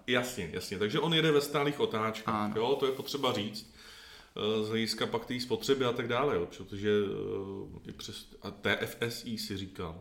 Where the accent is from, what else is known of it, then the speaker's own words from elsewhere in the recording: Czechia; jako Češi